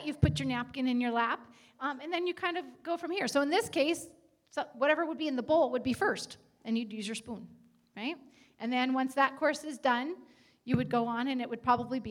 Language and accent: English; United States; As Americans